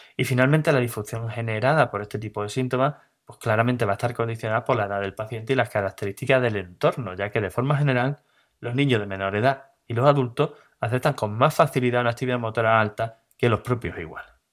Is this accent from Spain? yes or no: yes; Cádiz, Andalusia, Spain; soy de Cádiz